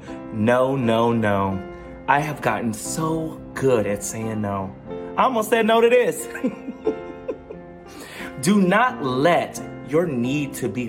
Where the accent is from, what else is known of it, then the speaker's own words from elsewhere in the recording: the South, United States; I grew up in the Black Evangelical South where therapists were only for crazy people.